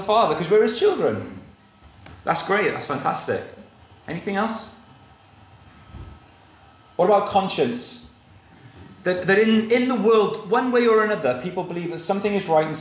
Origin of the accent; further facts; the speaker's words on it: South Wales, United Kingdom; I grew up in South Wales, and I could look across at the Brecon Beacons